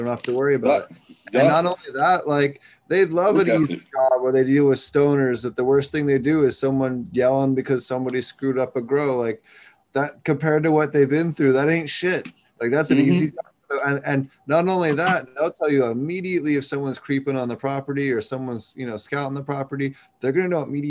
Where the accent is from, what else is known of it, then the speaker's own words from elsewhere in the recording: Philadelphia, Pennsylvania, United States; moved away; growing up in Philly, we all had access to the same supply